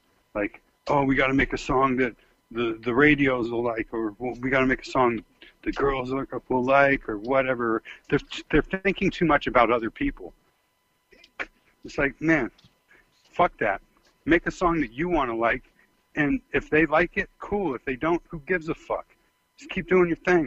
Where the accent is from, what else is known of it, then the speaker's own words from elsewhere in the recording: the Bay Area, California, United States; now in Arizona, United States; I'm from the Bay, man, where it's tough